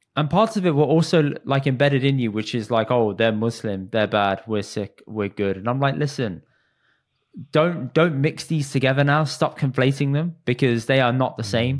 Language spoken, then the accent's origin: English; United Kingdom; as British Indians